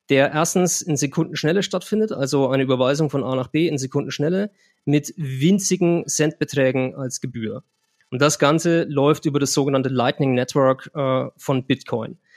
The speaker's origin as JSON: {"language": "German", "country": "Germany", "said": "Ich habe es vorhin getestet, wenn ich als Deutscher von hier nach El Salvador was äh, schicken möchte, zahle ich äh, 1,90 Euro."}